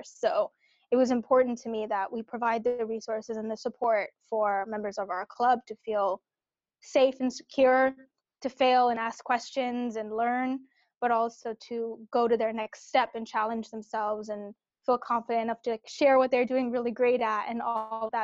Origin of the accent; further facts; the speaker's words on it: Cupertino, California, United States; I grew up in the Bay Area. So I grew up in Cupertino